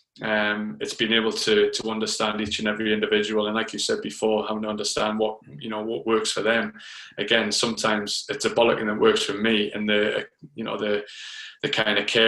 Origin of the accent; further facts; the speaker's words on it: Newcastle upon Tyne, North East England, United Kingdom; moved away as an adult; also born or lived in London / Phoenix, Arizona; I moved from Newcastle to London when I was 24